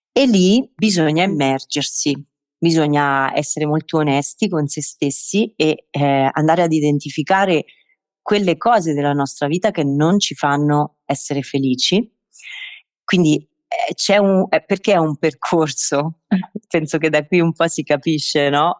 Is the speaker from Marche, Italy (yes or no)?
yes; Marche, Italy; io sono oh, base nelle Marche, ho scelto di, di restare nel, nel, mio paesino